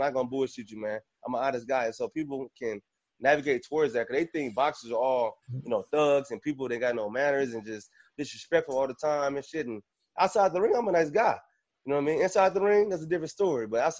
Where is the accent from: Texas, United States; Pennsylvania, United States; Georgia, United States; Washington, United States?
Texas, United States; Fort Worth; moved away as an adult; also born or lived in Fayetteville, Arkansas; now in Northwest Arkansas, United States; So I'm from Fort Worth, Texas, born and raised originally, and I went to Arkansas on a scholarship, music scholarship, University of Arkansas, man.